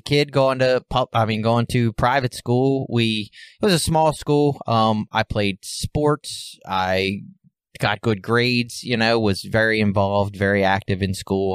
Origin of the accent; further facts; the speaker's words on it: Baltimore, Maryland, United States; I was born and raised in Baltimore City.